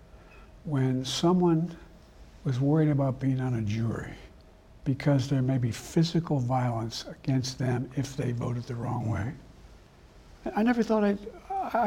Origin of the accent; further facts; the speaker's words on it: Claymont, Delaware, United States; also born or lived in Scranton, Pennsylvania; the guys I grew up with in Claymont, Delaware, and Scranton, Pennsylvania